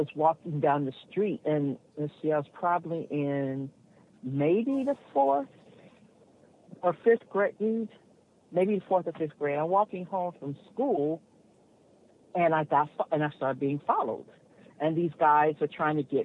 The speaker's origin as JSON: {"language": "English", "town": "Los Angeles", "region": "California", "country": "United States", "tie": "born or raised there", "lives_now": "Encino, United States", "said": "I grew up in South"}